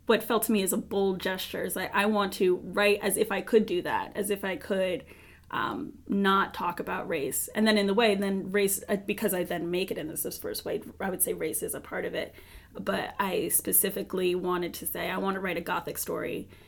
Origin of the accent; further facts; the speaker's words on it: New York City, New York, United States; I grew up in Brooklyn